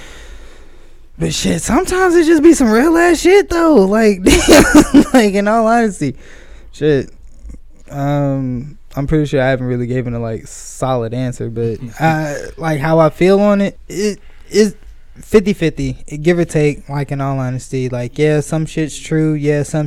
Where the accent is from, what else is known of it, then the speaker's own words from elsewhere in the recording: Atlanta, Georgia, United States; I am from Atlanta